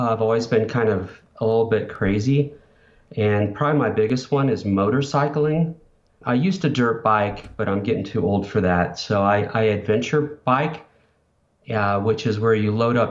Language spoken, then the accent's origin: English; Denver, Colorado, United States; also born or lived in northern Indiana; moved from rural northern Indiana in 1979, 78, we moved from Indiana to Denver